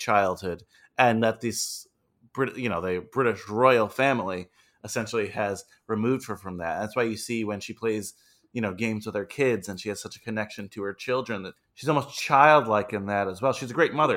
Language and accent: English; United States